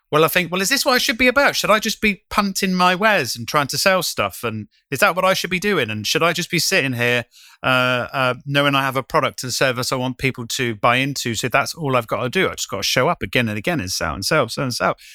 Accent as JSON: {"language": "English", "country": "United Kingdom", "tie": "born or raised there", "also_born_or_lived": "London", "moved": "as an adult", "said": "when I first moved back to my hometown"}